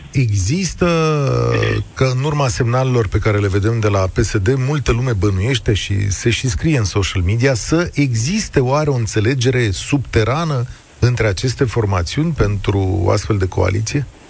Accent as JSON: {"language": "Romanian", "town": "Vaslui", "region": "Vaslui County", "country": "Romania", "tie": "born or raised there", "said": "eu sunt născut la Vaslui"}